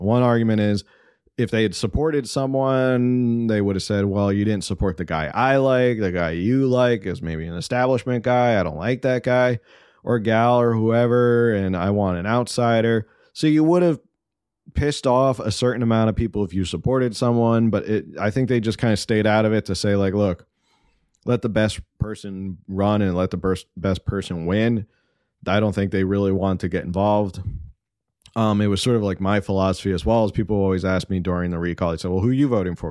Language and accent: English; East Coast, United States; now in California, United States; I grew up on the East Coast